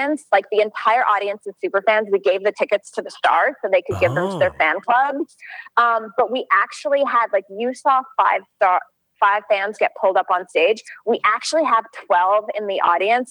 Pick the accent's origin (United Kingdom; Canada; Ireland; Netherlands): Canada; I grew up in Canada.